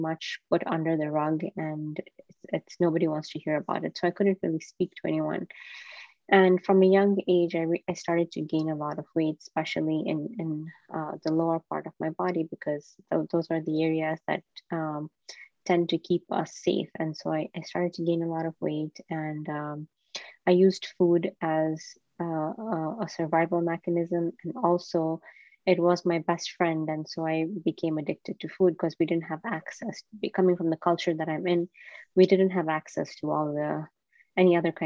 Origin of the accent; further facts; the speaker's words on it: Kenya; I was born and raised in Kenya